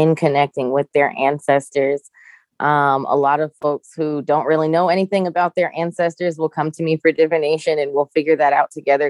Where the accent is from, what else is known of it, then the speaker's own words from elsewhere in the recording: Jamaica; I'm Jamaican